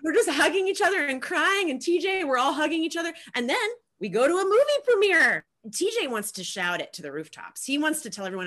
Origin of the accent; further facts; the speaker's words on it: United States; as an American